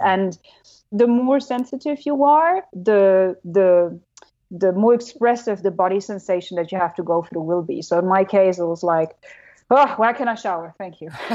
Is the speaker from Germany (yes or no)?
yes; Germany; accent: German; English is a second language; moved away; I'm German. You know, my accent sucks